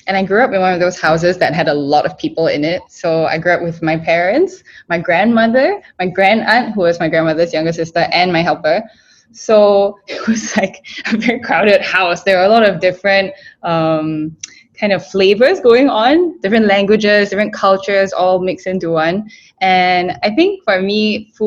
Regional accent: Singapore; growing up in Singapore

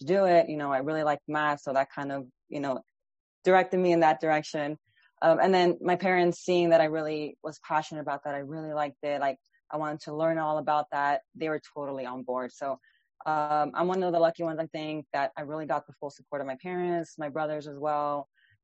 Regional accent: Miami, Florida, United States; I was born and raised in Miami

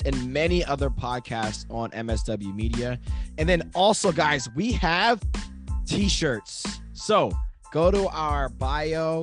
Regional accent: Chambersburg, Pennsylvania, United States; born or raised there

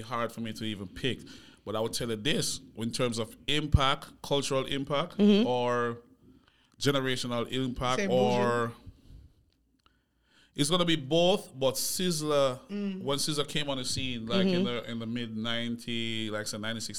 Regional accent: Jamaica; moved away; also born or lived in Miami / Atlanta; I grew up in Jamaica

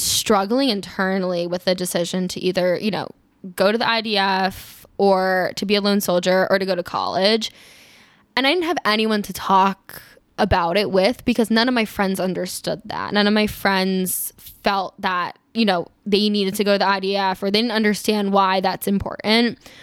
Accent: Maryland, United States; also born or lived in Israel; I grew up in Maryland, um, just outside D C

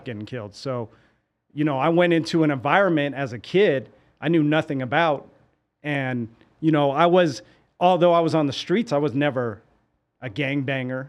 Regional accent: San Francisco, California, United States; me growing up in San Francisco

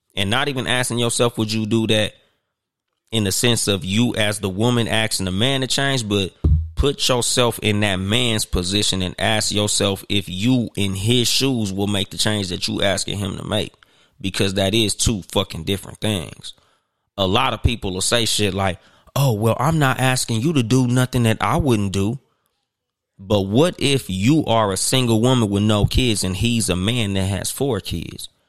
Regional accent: Compton, California, United States; also born or lived in Pomona, California; I'm from Compton. Nigga, I moved from Compton to Pomona

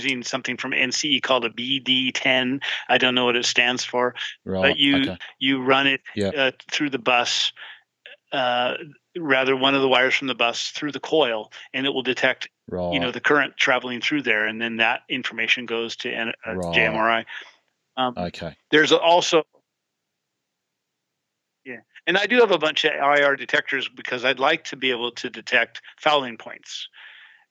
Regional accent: Mount Vernon, Washington, United States; my hometown of Mount Vernon, Washington

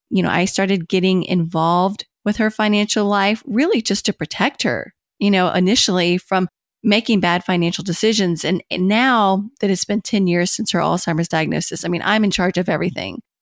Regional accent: Kentucky, United States; moved away as an adult; also born or lived in Washington, D.C.; I had moved back to Kentucky, which is my home state, from Washington, D C

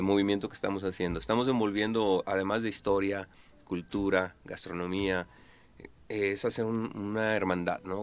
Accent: Mexico; como chef mexicano

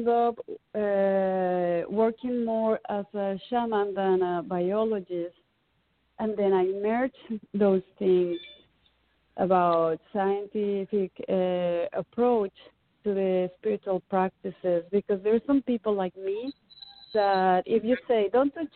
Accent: Mexican Caribbean, Mexico; moved away as an adult; now in United States; When I grew up in the Caribbean, in the Mexican Caribbean

